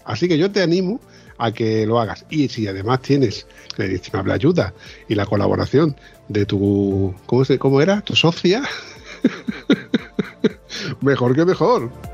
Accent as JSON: {"language": "Spanish", "region": "Andalusia", "country": "Spain", "said": "yo soy andaluz."}